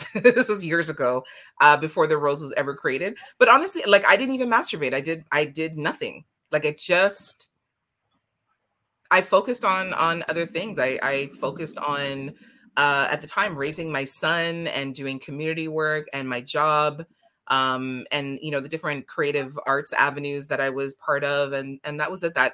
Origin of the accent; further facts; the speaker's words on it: Jamaica; it's a yardie thing because I'm Jamaican.